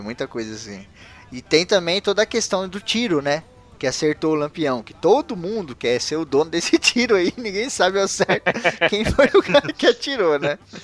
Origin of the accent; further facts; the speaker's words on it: Brazil; eu, como brasileiro conhecedor da história do meu país